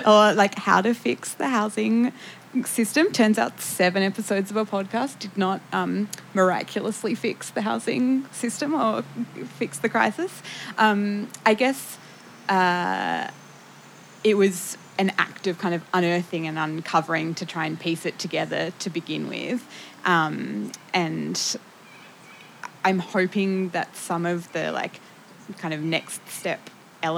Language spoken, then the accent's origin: English; Tasmania, Australia; I'm from Tassie.